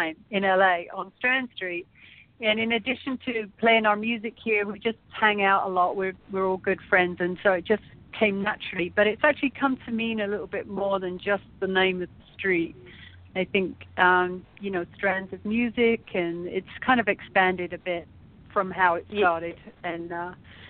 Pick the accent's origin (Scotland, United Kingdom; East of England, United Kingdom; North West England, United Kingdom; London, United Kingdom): London, United Kingdom; moved away as an adult; now in United States; I'm from London, but I've lived here my entire adult life.